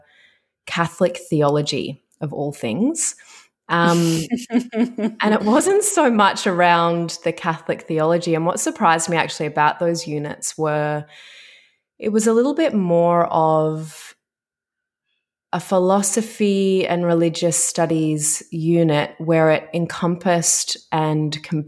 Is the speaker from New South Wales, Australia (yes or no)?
no; Melbourne, Victoria, Australia; moved away as an adult; also born or lived in Dubai; I'm originally from Melbourne.